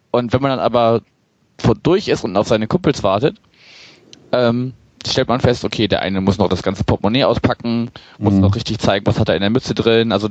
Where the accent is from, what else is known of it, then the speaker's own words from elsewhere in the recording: Berlin, Germany; Also ich bin auch, bin auch selber Berliner.